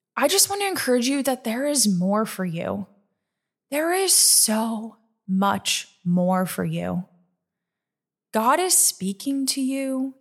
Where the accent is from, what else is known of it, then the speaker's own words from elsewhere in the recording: Nebraska, United States; moved away as an adult; now in New York, United States; I'm a Nebraska girl, born and raised in Nebraska